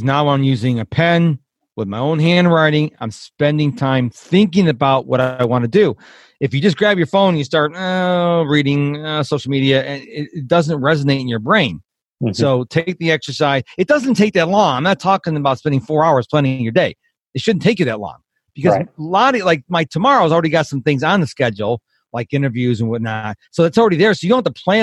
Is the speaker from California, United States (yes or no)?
no; Rochester, New York, United States; now in Texas, United States; I was raised in the house. I'm originally from Rochester, New York